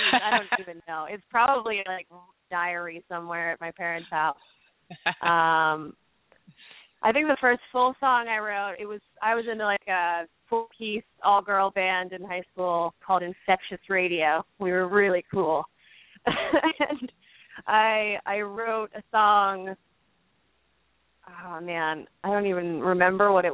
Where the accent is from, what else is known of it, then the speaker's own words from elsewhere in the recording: Doylestown, Pennsylvania, United States; I grew up in Doylestown, which is a suburb outside of the city. So maybe I just never picked up that classic Philly accent